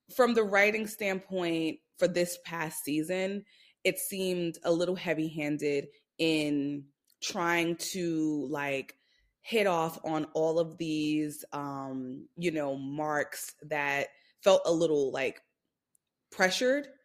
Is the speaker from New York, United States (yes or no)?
yes; New York City, New York, United States; I'm from Brooklyn, New York